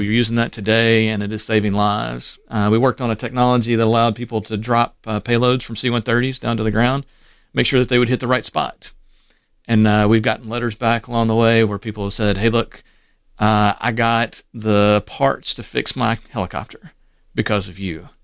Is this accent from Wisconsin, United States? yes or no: no; Waynesboro, Mississippi, United States; also born or lived in Cleveland, Mississippi / Memphis, Tennessee / Asheville, North Carolina / Laurel, Mississippi; Waynesboro is it where he ended up, and I spent most of my formative years.